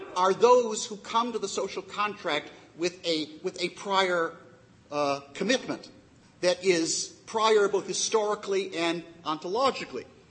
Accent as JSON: {"language": "English", "country": "United States", "said": "I'm an American and not an Israeli citizen"}